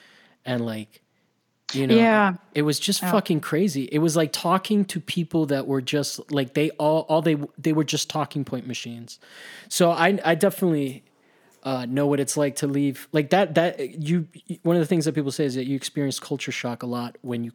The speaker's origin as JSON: {"language": "English", "town": "Miami", "region": "Florida", "country": "United States", "tie": "born or raised there", "said": "I grew up in Florida, kind of, I can relate to sort of like that inexplainable, like, sense of just like, this is normal."}